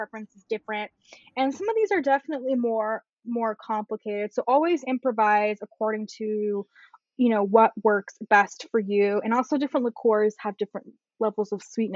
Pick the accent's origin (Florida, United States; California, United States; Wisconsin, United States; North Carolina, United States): California, United States; Bay Area; I'm from the Bay Area.